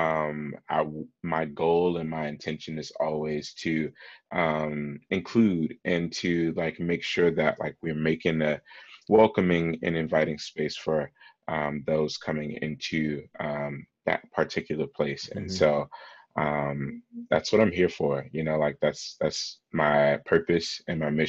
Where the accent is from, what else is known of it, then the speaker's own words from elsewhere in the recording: Chicago, Illinois, United States; I grew up here in Chicago, born and raised Southside all my life.